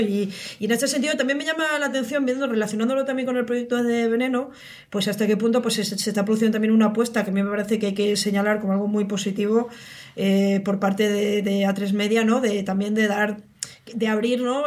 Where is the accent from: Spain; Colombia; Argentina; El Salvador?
Spain; pues somos españoles